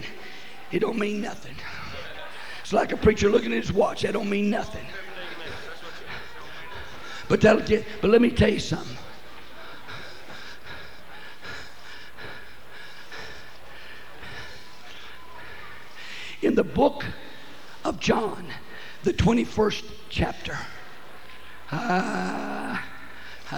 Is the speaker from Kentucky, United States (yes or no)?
no; West Texas, United States; when I was born in West Texas, we didn't have no running water